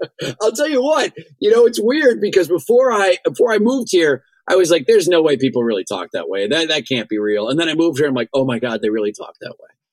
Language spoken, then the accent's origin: English; Kennesaw, Georgia, United States; moved away; I grew up in Kennesaw, Georgia, just outside of Atlanta